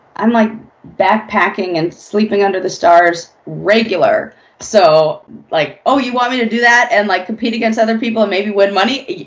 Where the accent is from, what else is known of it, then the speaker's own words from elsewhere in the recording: Los Angeles, California, United States; also born or lived in San Francisco; I'm born and raised in Los Angeles.